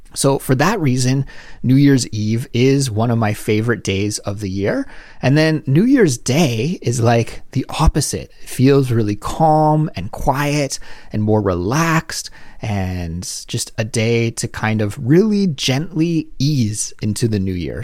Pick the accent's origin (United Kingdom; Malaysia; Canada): Canada; moved away as an adult; now in South Korea; my everyday life as a Canadian living abroad in South Korea